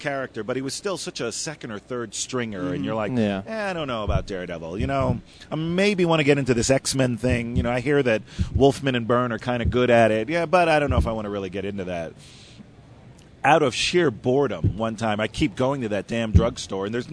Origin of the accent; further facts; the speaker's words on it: Miami Beach, Florida, United States; I grew up in Miami Beach